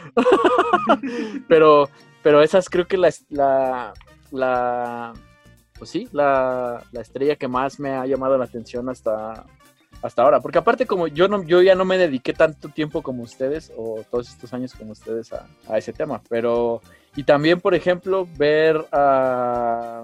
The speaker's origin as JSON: {"language": "Spanish", "country": "Mexico", "said": "a mí como mexicano"}